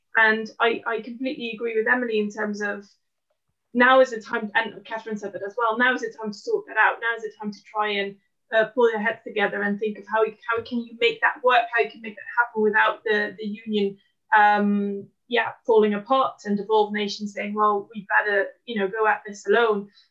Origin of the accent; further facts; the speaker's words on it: Netherlands; moved away as an adult; now in London, United Kingdom; a Dutch woman living in London